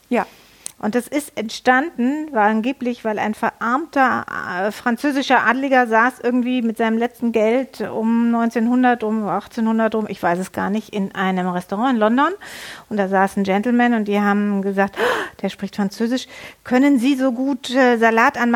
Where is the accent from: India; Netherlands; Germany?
Netherlands; ja, ich bin ja aus Holland. Wir essen immer Sauce Hollandaise.